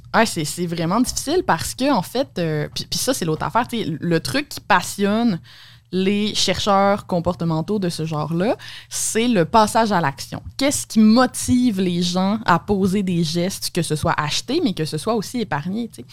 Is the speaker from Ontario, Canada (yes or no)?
no; Alma, Quebec, Canada; moved away; Ouais, moi, je viens d'Alma, au Lac-Saint-Jean.